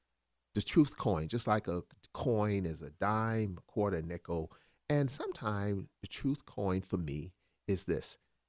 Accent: South Carolina, United States; because South Carolina is real good at this, and I came from South Carolina, trust me

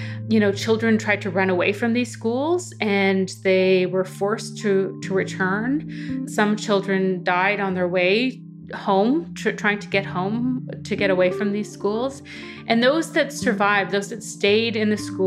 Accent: Saskatchewan, Canada; I grew up in Saskatchewan. I grew up mostly like on my mom's reserve, which is actually a reserve, small reserve in a community called File Hills

